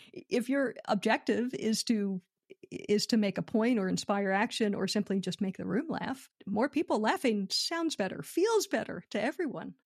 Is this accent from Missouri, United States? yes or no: no; Philadelphia, Pennsylvania, United States; moved away as an adult; also born or lived in Los Angeles; now in United Kingdom; I'm born and raised in Philadelphia